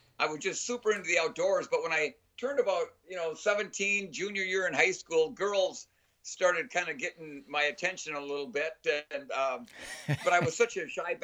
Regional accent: Minnesota, United States; I'm from Minnesota

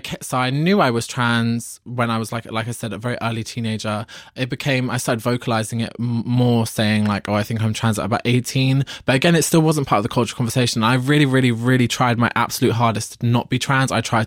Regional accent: Ireland; I'm Irish, working class Catholic.

